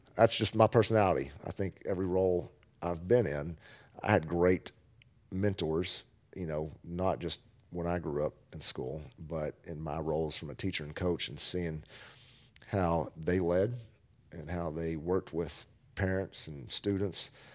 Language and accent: English; Amarillo, Texas, United States; now in Kerrville, United States; my hometown from where I grew up in Amarillo, Texas